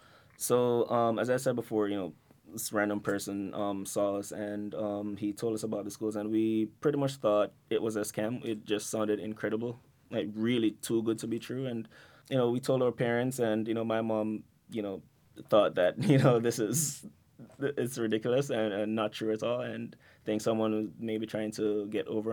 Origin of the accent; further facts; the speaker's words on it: Montego Bay, Saint James, Jamaica; now in New York, United States; my time growing up there